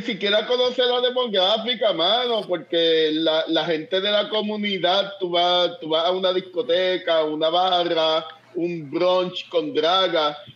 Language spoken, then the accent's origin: Spanish; Puerto Rico; moved away; also born or lived in Minnesota; yo me crié en Puerto Rico